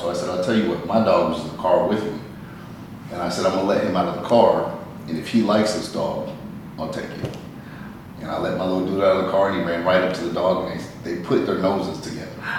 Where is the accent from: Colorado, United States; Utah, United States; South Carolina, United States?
Colorado, United States; Colorado Springs; Originally from Colorado Springs.